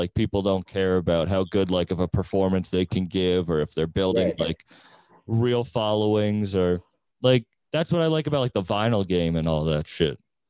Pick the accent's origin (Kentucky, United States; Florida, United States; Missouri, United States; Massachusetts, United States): Massachusetts, United States; Boston; I'm from Massachusetts. I'm from Boston, and I don't know. It's a smaller scene, so they don't have like their own music.